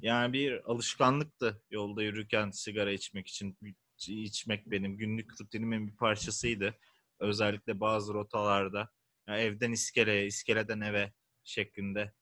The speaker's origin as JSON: {"language": "Turkish", "region": "İzmir", "country": "Turkey", "said": "bir İzmirli olarak"}